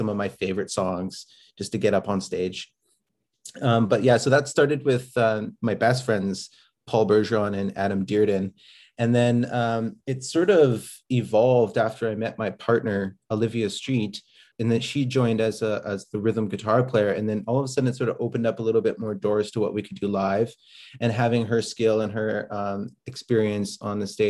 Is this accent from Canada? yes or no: yes; Prince Albert, Saskatchewan, Canada; moved away as an adult; now in Edmonton, Canada; I grew up in Prince Albert, Saskatchewan, on the North Saskatchewan River